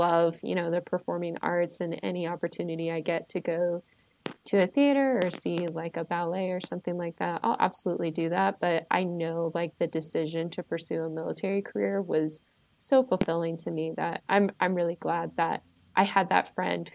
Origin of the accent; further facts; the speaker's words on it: Maryland, United States; now in Colorado, United States; I am originally from Maryland. I currently live in Colorado